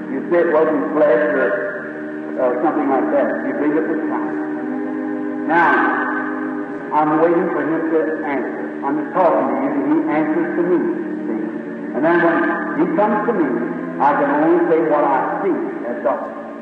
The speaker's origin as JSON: {"language": "English", "country": "United States", "tie": "born or raised there", "said": "I was born in the States"}